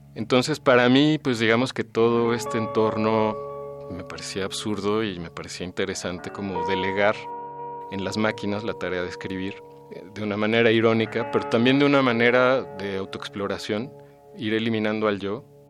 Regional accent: Mexico City, Mexico; ahí en Coyoacán, que fue donde yo nací

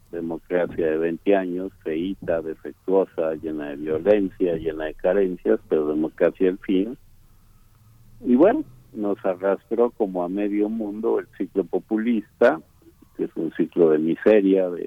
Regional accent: Mexico; Eh bueno, yo como muchísimos mexicanos, tú incluido, pues formamos parte de una conjugación de generaciones

